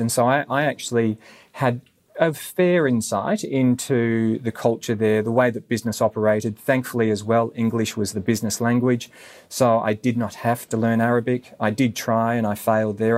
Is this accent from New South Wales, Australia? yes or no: no; Gold Coast, Queensland, Australia; moved away; also born or lived in United Arab Emirates; growing up on the Gold Coast, we didn't have a strong Indian community